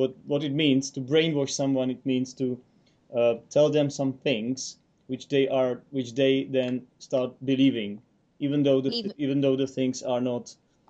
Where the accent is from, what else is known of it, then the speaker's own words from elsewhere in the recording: Czechia; English is a second language; We are both from the Eastern Europe, and the Czech Republic is considerably small compared to Poland.